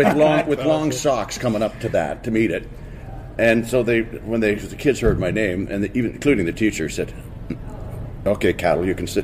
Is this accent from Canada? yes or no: yes; Port Dover, Ontario, Canada; born or raised there; also born or lived in Dublin, Ireland